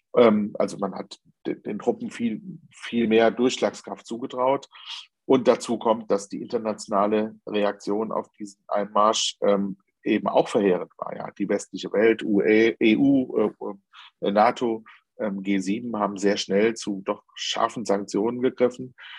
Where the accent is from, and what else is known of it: Germany